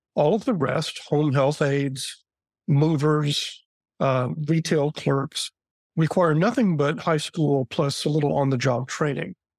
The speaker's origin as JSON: {"language": "English", "region": "Texas", "country": "United States", "said": "as a Texan"}